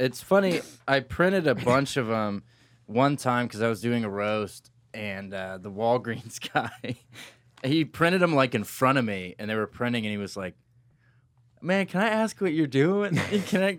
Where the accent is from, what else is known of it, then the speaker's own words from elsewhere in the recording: Bloomington, Illinois, United States; moved away; I was born in Bloomington originally.